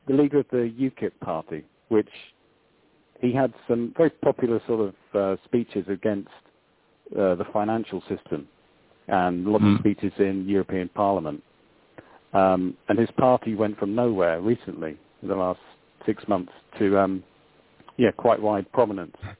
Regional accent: England, United Kingdom; I'm from England

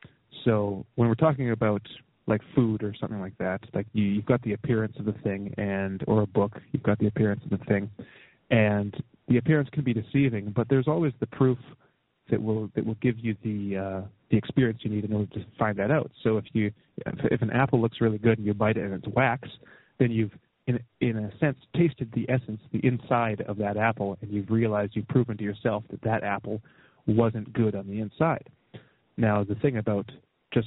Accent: Canada; I can look at my leader, you know, as a Canadian, like Stephen Harper

